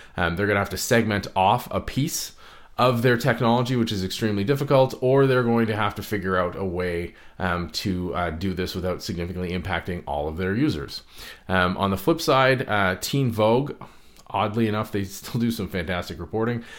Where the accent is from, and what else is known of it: Canada